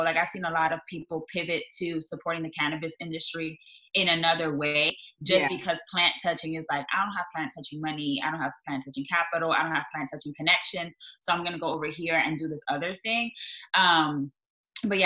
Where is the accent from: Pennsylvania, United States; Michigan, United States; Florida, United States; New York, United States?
New York, United States; New York City; grew up in the Bronx where like literally all my childhood friends got locked up for like minor drug charges.